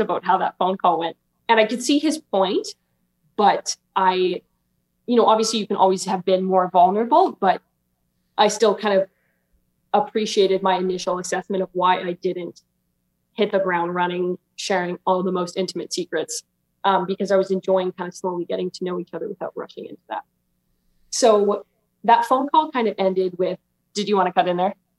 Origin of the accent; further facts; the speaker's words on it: Alberta, Canada; I'm 23 and I'm from Alberta, Canada